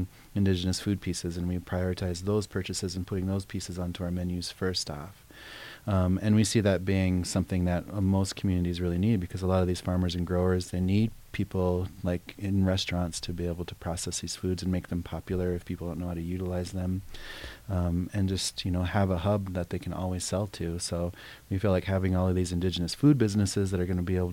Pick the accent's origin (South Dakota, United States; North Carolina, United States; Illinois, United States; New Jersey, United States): South Dakota, United States; Pine Ridge; moved away; growing up around the Pine Ridge, because we had the Badlands right there